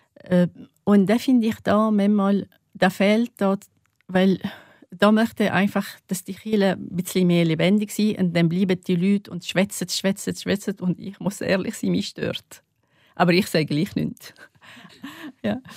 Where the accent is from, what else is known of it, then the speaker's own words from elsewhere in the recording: North Governorate, Lebanon; German is a second language; now in St. Gallen, Switzerland; ich komme aus Nordlibanon